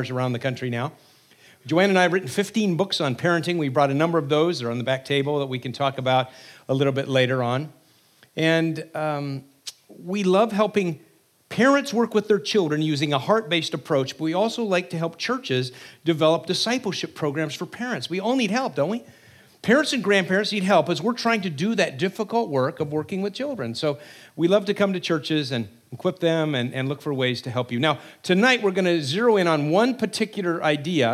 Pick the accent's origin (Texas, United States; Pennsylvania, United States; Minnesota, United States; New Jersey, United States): New Jersey, United States; We're from New Jersey, so we're quite a ways away.